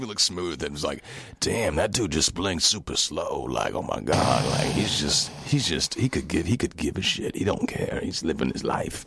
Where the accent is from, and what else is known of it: New York City, New York, United States; born or raised there